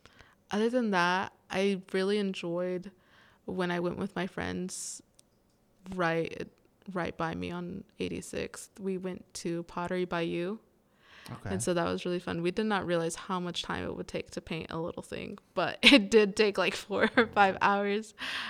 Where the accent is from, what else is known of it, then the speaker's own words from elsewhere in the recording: Indiana, United States; now in Indianapolis, United States; So I came from Jay County. It's a little outside of Muncie, Ball State area.